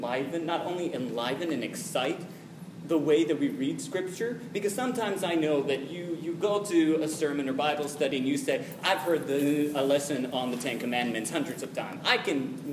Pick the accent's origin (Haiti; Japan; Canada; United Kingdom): Japan; moved away; I was born and raised in Japan.